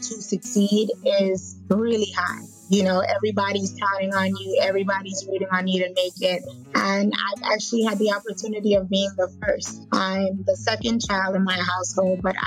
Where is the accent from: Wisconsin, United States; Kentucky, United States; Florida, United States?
Florida, United States; Fort Lauderdale; I grew up in Fort Lauderdale